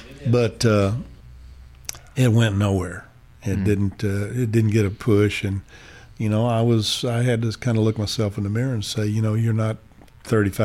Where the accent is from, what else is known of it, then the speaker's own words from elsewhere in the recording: Lubbock, Texas, United States; moved away; also born or lived in Atlanta / Los Angeles; I was very proud to be a Texan. I'm a typical Texan.